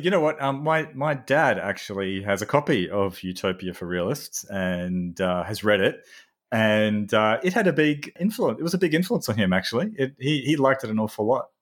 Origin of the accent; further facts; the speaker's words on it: Australia; a psychologist from Australia